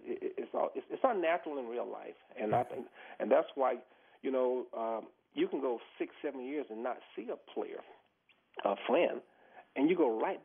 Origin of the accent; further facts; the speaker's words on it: the South, United States; I grew up in the South, you know, and I grew up in racism